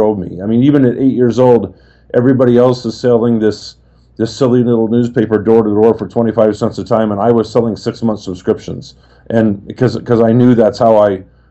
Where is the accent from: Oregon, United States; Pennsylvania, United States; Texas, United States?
Oregon, United States; I was raised in Oregon and in some lumber towns where people just were just happy to have a job